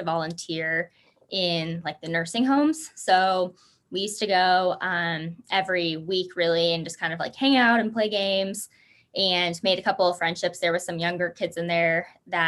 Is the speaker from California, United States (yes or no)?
no; Logan, Utah, United States; now in Salt Lake City, United States; I grew up in Logan, Utah